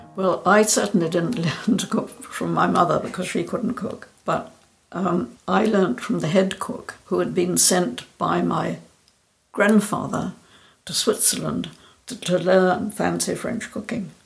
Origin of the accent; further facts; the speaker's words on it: Scotland, United Kingdom; I'm from Scotland, and I live in the village where I was born